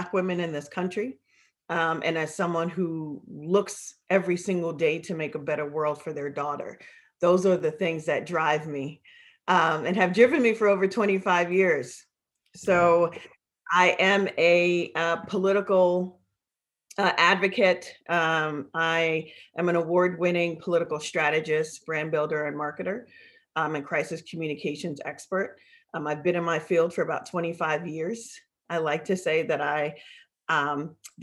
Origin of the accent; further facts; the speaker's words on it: New York City, New York, United States; I was born in Brooklyn, New York, in Brookdale Hospital